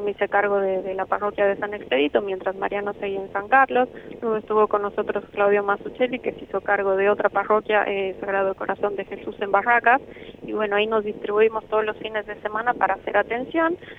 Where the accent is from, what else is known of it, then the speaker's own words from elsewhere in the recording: Bolivia; moved away as an adult; now in Argentina; yo soy de Bolivia, 10 años estoy ya en la Argentina